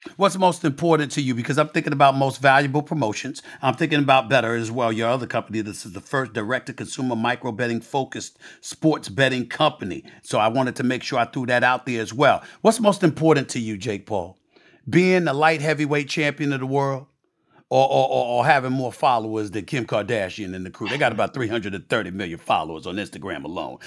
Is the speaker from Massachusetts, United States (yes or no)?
no; New York City, New York, United States; my life before E S P N, growing up in Hollis, Queens, New York